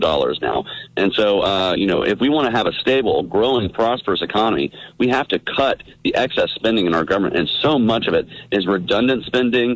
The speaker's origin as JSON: {"language": "English", "region": "Georgia", "country": "United States", "said": "I come from Georgia. It's an agricultural state"}